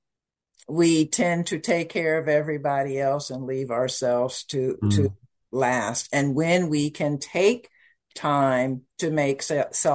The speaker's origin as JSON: {"language": "English", "town": "Kansas City", "region": "Missouri", "country": "United States", "also_born_or_lived": "Malindi, Kenya", "moved": "yes", "said": "I am the firstborn from Kansas City, Missouri"}